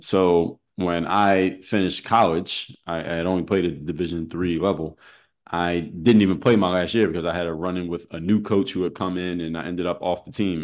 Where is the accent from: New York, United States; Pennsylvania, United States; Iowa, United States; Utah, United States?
Pennsylvania, United States; Philadelphia; I'm from Philadelphia